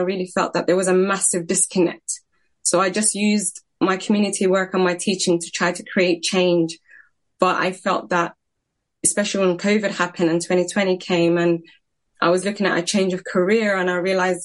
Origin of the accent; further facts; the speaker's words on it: London, United Kingdom; I was raised in Tower Hamlets, one of seven siblings.